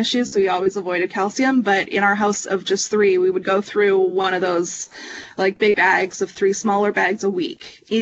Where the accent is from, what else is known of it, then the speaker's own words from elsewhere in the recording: Ontario, Canada; I grew up in Ontario